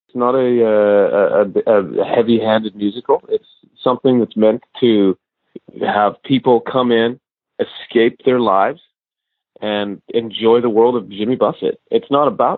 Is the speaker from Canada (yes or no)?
yes; Canada; moved away; my hometown in Canada